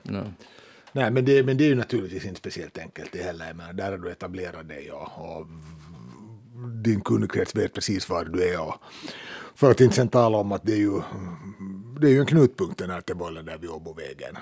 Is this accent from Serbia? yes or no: no; Helsinki, Uusimaa, Finland; vi är ju båda från södra Helsingfors